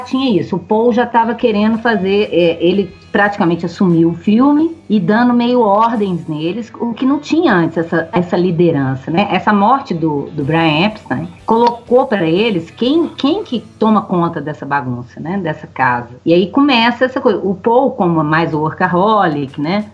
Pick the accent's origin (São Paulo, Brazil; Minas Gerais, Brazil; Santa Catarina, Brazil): Minas Gerais, Brazil; accent: mineiro; a gente mesmo fazendo o nosso sotaque de mineiro